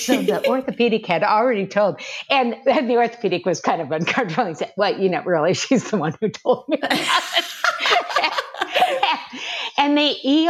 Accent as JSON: {"language": "English", "region": "Kansas", "country": "United States", "moved": "yes", "lives_now": "Houston, United States", "said": "I'm a Kansan."}